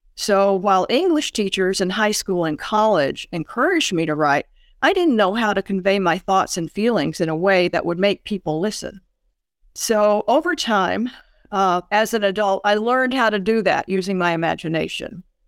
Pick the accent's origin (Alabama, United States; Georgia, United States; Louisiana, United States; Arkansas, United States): Alabama, United States; Birmingham; I grew up in Birmingham in the nineteen fifties and, and nineteen sixties.